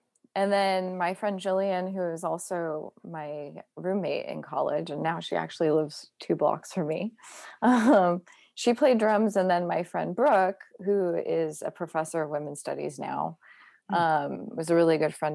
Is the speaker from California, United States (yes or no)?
yes; Mendocino, California, United States; moved away as an adult; also born or lived in Santa Cruz / France / San Francisco; Growing up in Mendocino, being so isolated